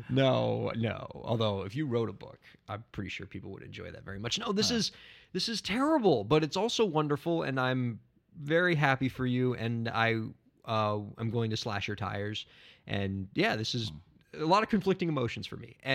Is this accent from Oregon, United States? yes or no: no; New York City, New York, United States; I'm going to give you bad advice on how to make it in New York City as a New Yorker.